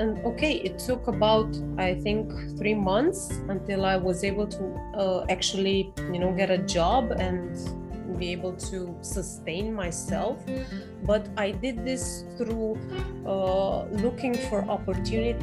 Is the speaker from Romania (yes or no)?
yes; Romania; I'm from Romania, by the way, in Europe